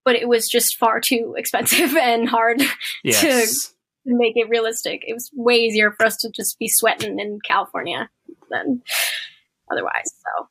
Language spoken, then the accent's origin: English; Philippines; I think it was Hispanic and I'm Filipino, so they changed it